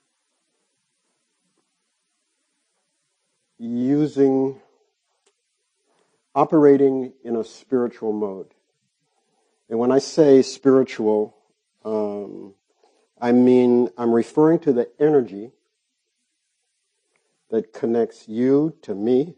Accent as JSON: {"language": "English", "town": "Chicago", "region": "Illinois", "country": "United States", "tie": "born or raised there", "moved": "yes", "lives_now": "Minneapolis, United States", "said": "I was born on the south side of Chicago, right at the end of the Second World War"}